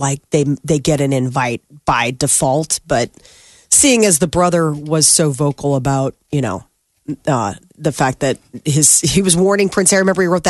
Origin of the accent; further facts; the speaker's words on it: Ireland; Because what? Because I'm Irish?